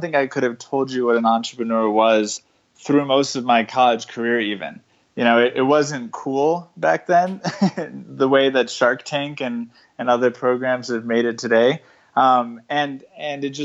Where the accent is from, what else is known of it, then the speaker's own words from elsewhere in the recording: Colorado, United States; I was raised in Colorado